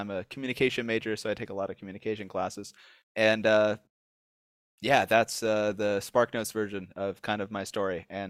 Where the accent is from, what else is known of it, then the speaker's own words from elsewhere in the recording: Idaho, United States; born there; also born or lived in Caribbean / New Jersey; now in Nashville, United States; Like, I was born in Idaho, then lived in the Caribbean, then lived in New Jersey. Now I'm going to college in Nashville.